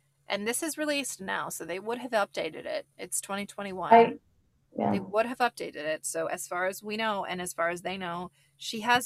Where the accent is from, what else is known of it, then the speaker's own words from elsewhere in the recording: California, United States; I'm from California